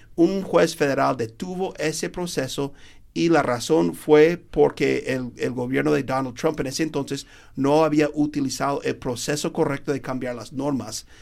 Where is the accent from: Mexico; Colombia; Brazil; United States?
United States; Spanish is a second language; somos dos gringos americanos que hablamos español